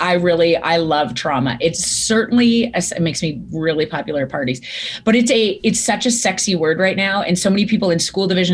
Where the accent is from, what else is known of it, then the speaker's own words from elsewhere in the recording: Viking, Alberta, Canada; I grew up in Viking, Alberta, Canada, home of the Seven Sutter brothers